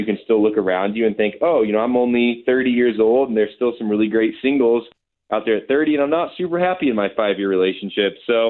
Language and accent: English; the Midwest, Indiana, United States; So I grew up in the Midwest